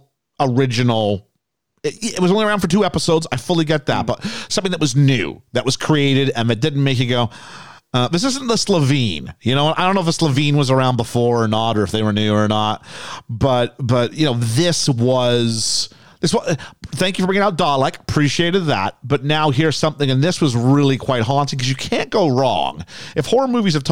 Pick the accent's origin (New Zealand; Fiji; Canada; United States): Canada; now in United Kingdom; Where I come from, flags are big, right? Canada's big